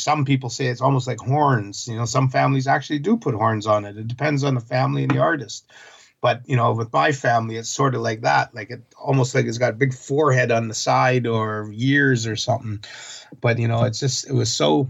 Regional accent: Vancouver Island, British Columbia, Canada; also born or lived in Kent, Washington; I am from Vancouver Island, but I'm at my southern home in the south of Seattle, Kent, Washington, with my common-law wife

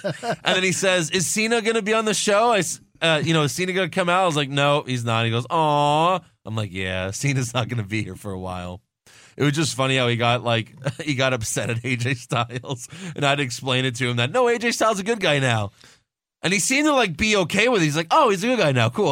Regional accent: Sugar Land, Texas, United States; born or raised there; also born or lived in Long Island, New York

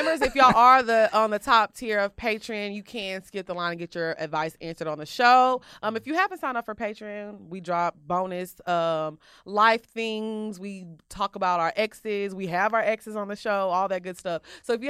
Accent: South Africa; now in Miami, United States; I'm all the way from Wakanda, LOL. I'm from South Africa.

